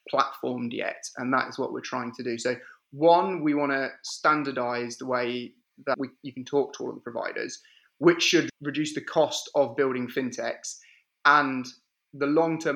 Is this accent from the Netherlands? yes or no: no; the Midlands, England, United Kingdom; I'm from the center of England, the Midlands, which means that people from the north of England think I'm southern, people from the south of England think I'm northern, and everyone else outside of England can't place where my accent is from